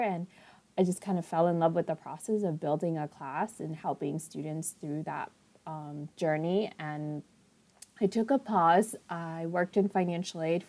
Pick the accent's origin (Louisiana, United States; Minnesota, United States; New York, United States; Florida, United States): New York, United States; New York City; also born or lived in Long Island; I grew up in Queens, I live in Long Island